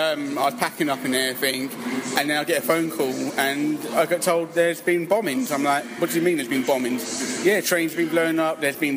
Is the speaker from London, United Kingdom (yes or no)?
yes; London, United Kingdom; But for me, personally, I just think as a Londoner, we get on and just carry on and just go forth.